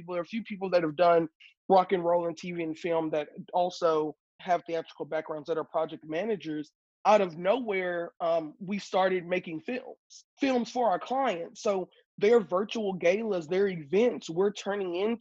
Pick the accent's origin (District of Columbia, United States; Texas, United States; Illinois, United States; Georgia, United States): Texas, United States; Houston; moved away as an adult; now in California, United States; I was born and raised in Houston, Texas